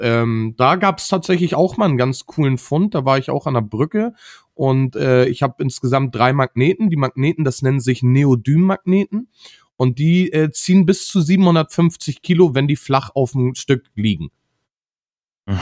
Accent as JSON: {"language": "German", "region": "Northern Germany", "country": "Germany", "said": "hier bei uns in Norddeutschland"}